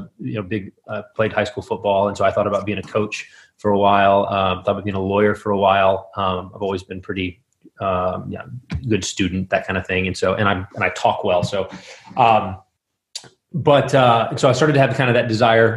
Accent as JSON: {"language": "English", "region": "West Texas", "country": "United States", "tie": "born or raised there", "also_born_or_lived": "Midland, Texas / Moscow, Idaho", "moved": "as an adult", "lives_now": "Minneapolis, United States", "said": "I grew up in West Texas"}